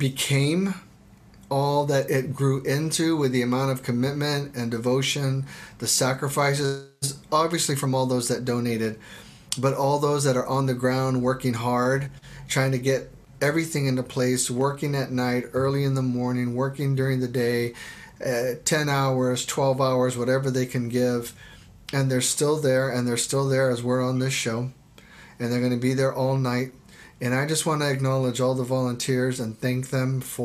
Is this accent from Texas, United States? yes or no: yes; Texas, United States; now in Oregon, United States; I grew up in Texas